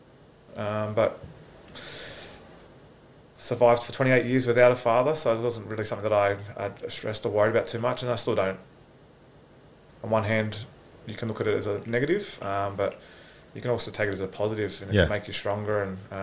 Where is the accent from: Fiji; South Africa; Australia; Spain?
Australia; Gold Coast, Queensland; I'm from the Gold Coast